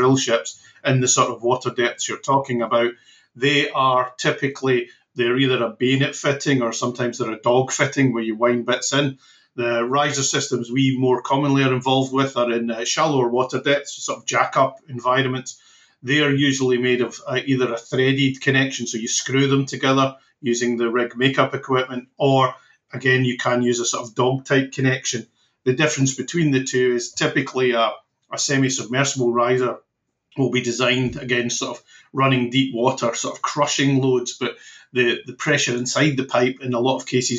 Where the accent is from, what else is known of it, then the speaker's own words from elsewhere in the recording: West Coast of Scotland, United Kingdom; I'm from the West Coast, but West Coast of Scotland.